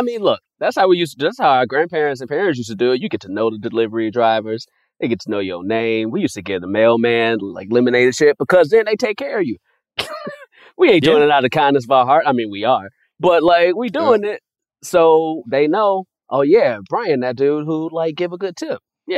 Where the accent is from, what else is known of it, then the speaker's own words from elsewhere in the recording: Chicago, Illinois, United States; now in Los Angeles, United States; I'm a kid from Chicago, so I didn't start eating Domino's until I moved out to L.A.